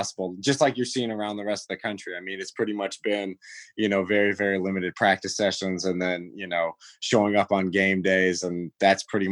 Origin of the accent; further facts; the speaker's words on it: East Coast, United States; now in Utah, United States; growing up on the East Coast and really not knowing much about the Big Sky until I moved across the country to Utah